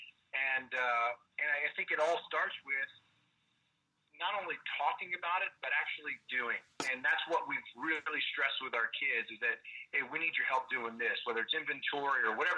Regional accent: Kansas City, United States; also born or lived in Southern California; now in North Texas, United States; we grew up in Kansas City

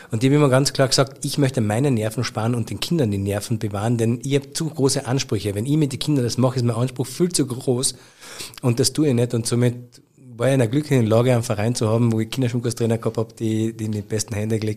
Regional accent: Carinthia, Austria; aber zu einer riesengroßen Karriere hätte es für mich als Kärntner Bur gereicht wahrscheinlich vielleicht nicht

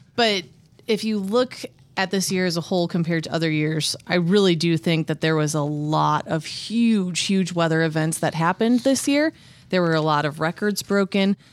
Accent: Midwest, United States; living and growing up in the Midwest

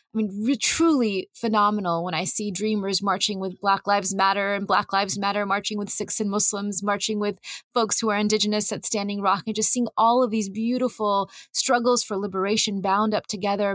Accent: California's Central Valley, United States; I grew up in California's Central Valley

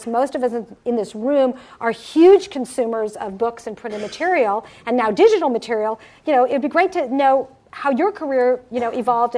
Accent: Summit, New Jersey, United States; almost really, we both were born in Cherry Hill, New Jersey. Go figure. He lives in Summit, New Jersey. I grew up in Summit, New Jersey.

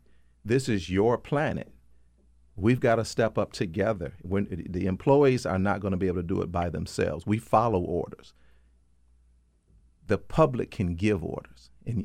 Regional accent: Michigan, United States; I'm from Michigan. So, I grew up in air pollution, and I know what that's like.

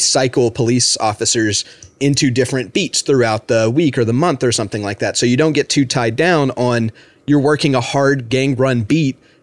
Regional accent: United States; I, as an American

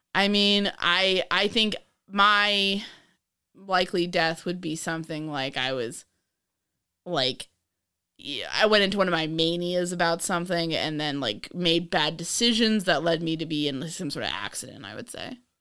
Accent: New York, United States; I'm from New York

